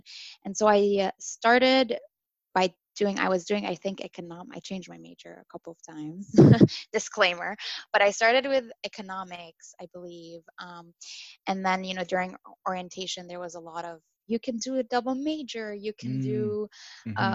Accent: Dubai, United Arab Emirates; moved away as an adult; also born or lived in Syria / Rochester, United States; now in United States; I am originally from Syria, but I was born and raised in Dubai.

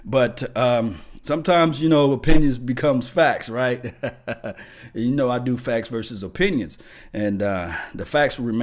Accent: Mississippi, United States; now in Dallas, United States; I'm from Mississippi

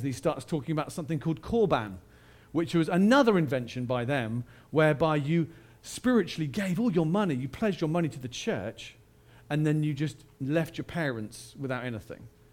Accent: United Kingdom; I am British

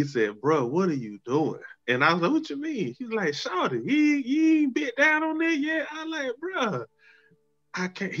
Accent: East Point, Georgia, United States; when I was in high school growing up in East Point

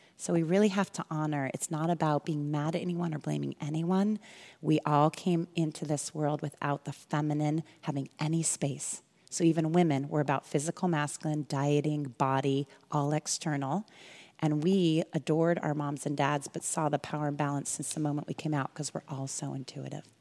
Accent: California, United States; also born or lived in Illinois / Alabama / Europe; And then I was back here in California by age five. I've been here ever since

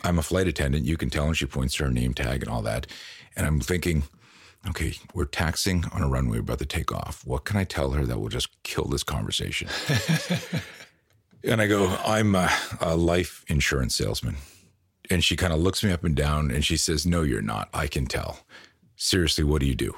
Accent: Canada; moved away as an adult; also born or lived in Virginia Beach, United States; now in United States; we grew up on the East Coast. I lived in, in Canada most of my life, moved to the States in, like, two thousand eight

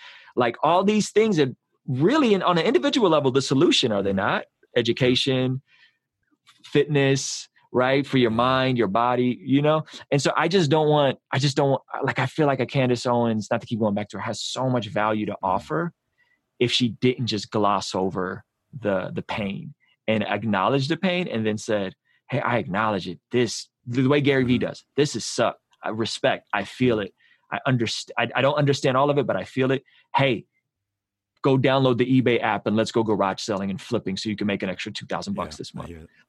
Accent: Russia; moved away; You could probably call me a Stalinist because I came over from Soviet Russia.

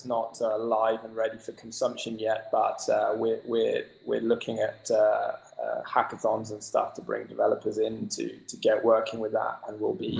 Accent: United Kingdom; We're British, after all, right?

